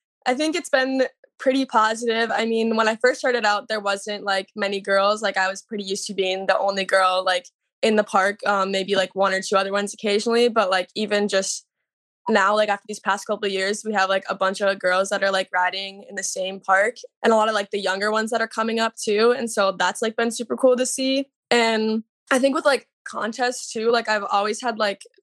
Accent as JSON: {"language": "English", "town": "Hastings", "region": "Minnesota", "country": "United States", "tie": "born or raised there", "said": "I'm from Minnesota. I was born and raised in Hastings."}